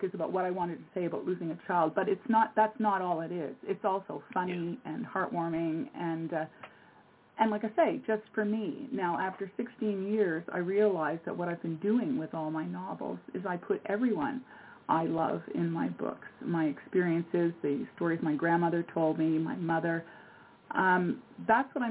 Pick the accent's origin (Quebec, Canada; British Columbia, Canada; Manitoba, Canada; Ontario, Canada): Quebec, Canada; Montreal; moved away as an adult; now in Nova Scotia, Canada; I'm originally from Montreal, but I've lived on a little island called, which is off Nova Scotia in Canada. I've lived here now for 45 years.